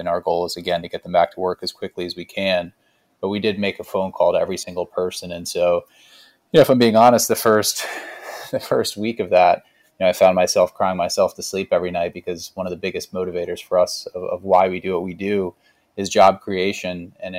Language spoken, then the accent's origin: English; Nashville, Tennessee, United States; a city that we grew up in here in Nashville.